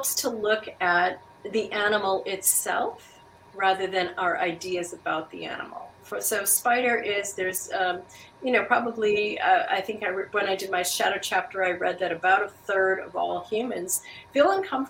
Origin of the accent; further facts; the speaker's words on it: Wisconsin, United States; moved away as an adult; now in Alaska, United States; I'm originally from Wisconsin. I came to Alaska